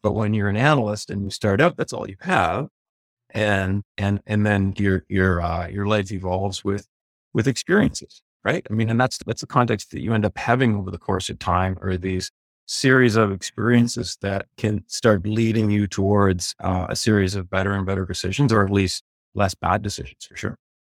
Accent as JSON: {"language": "English", "region": "Prince Edward Island", "country": "Canada", "tie": "born or raised there", "said": "I grew up in Prince Edward Island"}